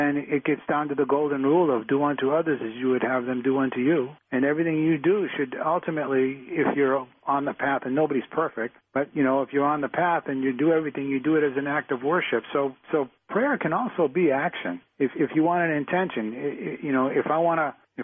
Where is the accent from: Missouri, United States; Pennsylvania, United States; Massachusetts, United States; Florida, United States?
Massachusetts, United States; Boston; I grew up in Dorchester in Boston. It's a tough place to grow up.